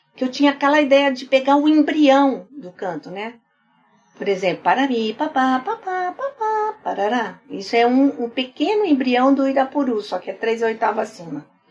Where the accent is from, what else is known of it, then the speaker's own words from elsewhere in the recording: Campo Grande, Mato Grosso do Sul, Brazil; moved away; eu saí do Mato Grosso quando ele se separou